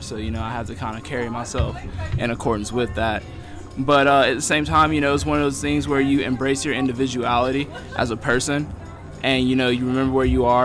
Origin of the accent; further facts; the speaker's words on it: Raleigh, North Carolina, United States; I'm originally from Raleigh, North Carolina